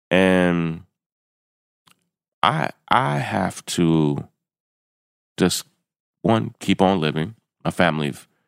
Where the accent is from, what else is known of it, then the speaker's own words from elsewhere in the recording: Kentucky, United States; And, you know, I'm from the South. I'm from Kentucky.